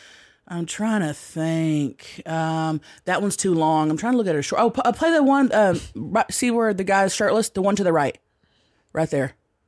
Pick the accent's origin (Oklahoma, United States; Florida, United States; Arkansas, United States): Oklahoma, United States; Thackerville; moved away; I grew up around Tammys. Like, I grew up in Thackerville, Oklahoma.